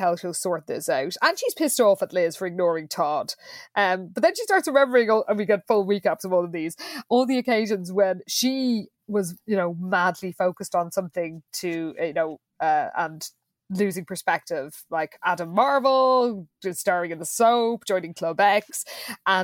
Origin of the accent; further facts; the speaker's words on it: Ireland; as all Irish people know